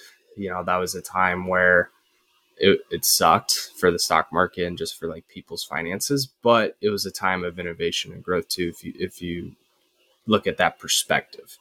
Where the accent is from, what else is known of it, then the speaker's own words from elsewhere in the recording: Midwest, United States; I'm a Midwest guy